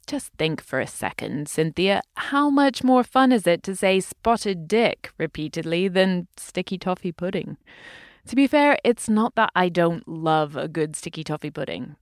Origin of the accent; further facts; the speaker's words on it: United Kingdom; I'm British.